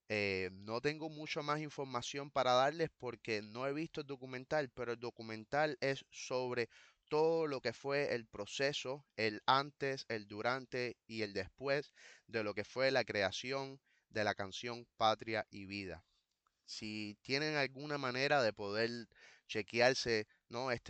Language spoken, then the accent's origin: Spanish; Cuba; somos cubanos pidiendo no más patria o muerte, sino patria y vida